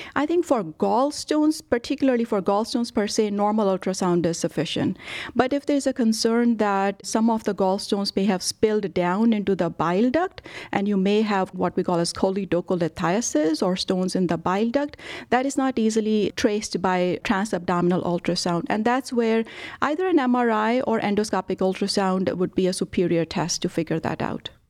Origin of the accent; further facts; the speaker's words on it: India; moved away as an adult; also born or lived in Rochester, Minnesota / Dallas; now in Cleveland, United States; I was born and brought up in India